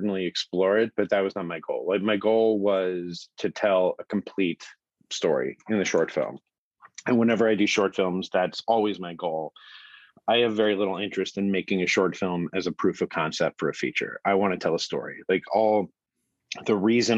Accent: Phoenix, Arizona, United States; moved away as an adult; now in Los Angeles, United States; I'm from Phoenix, Arizona. And so I grew up

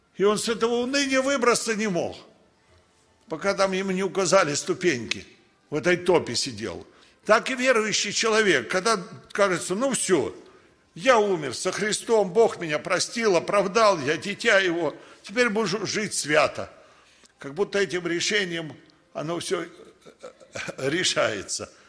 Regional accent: Russia; Родился я в России

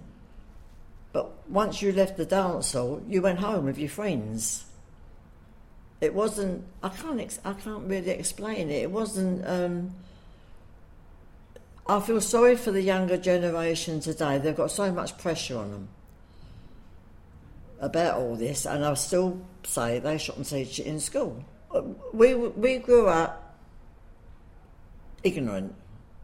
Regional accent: London, United Kingdom; I've lived in Hoxton all my life, and I still live there

